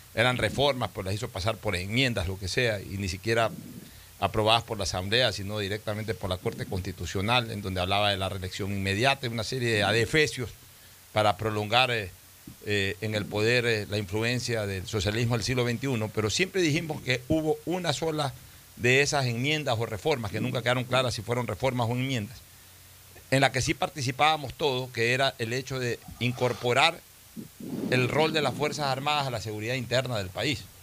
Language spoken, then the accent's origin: Spanish; Ecuador